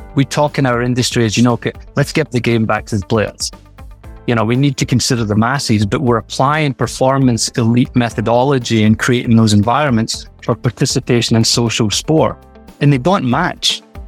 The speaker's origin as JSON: {"language": "English", "region": "Scotland", "country": "United Kingdom", "tie": "born or raised there", "moved": "yes", "said": "growing up in Scotland"}